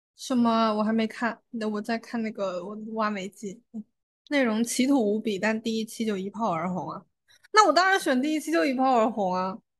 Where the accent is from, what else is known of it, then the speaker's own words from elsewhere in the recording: Fujian, China; 茶的地位在我们福建人心中这么高